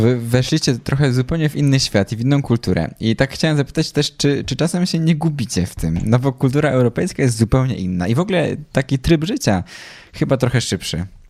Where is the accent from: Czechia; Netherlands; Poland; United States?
Poland; jesteśmy z Polski